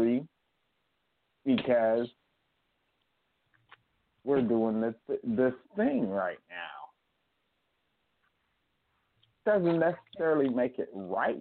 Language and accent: English; Kern County, California, United States; moved away; I'm from Kern County